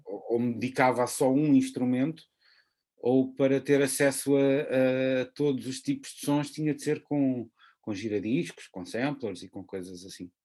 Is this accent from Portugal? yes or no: yes; Portugal; sendo português